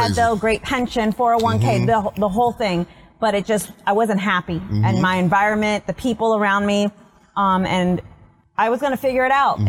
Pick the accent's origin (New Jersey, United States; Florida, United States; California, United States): Florida, United States; Tampa; I'm from south of Gandy. Not quite Port Tampa, okay. But not north of Gandy.